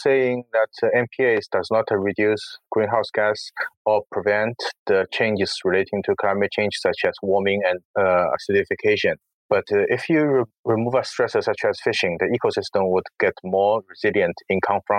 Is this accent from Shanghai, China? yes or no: yes; Shanghai, China; I grew up in Shanghai. It's a big city. There's not so much wilderness here